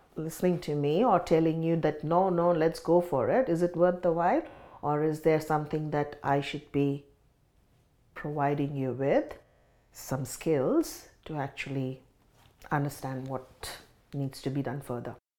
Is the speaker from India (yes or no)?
yes; India; moved away as an adult; now in Sydney, Australia; I grew up in India, and migrated to Australia in two thousand and six